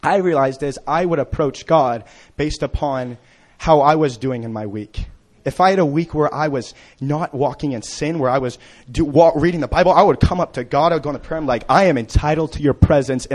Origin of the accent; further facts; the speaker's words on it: Kansas City, Missouri, United States; I've been growing up in Kansas City